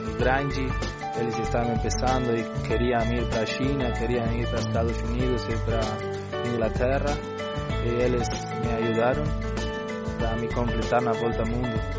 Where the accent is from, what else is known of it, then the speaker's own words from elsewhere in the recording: Uruguay; Portuguese is a second language; eu eh, nasci no Uruguai, mas minha família é de Porto